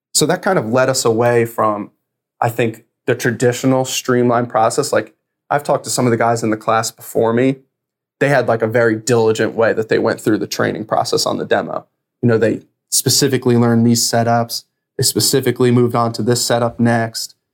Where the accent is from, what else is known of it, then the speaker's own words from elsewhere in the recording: New Jersey, United States; I'm from New Jersey, so my family's all around there